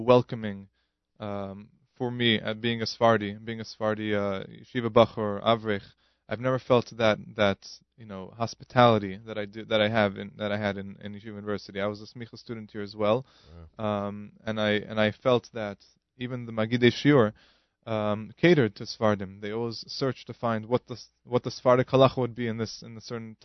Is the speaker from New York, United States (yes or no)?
yes; New York City, New York, United States; I'm originally from Queens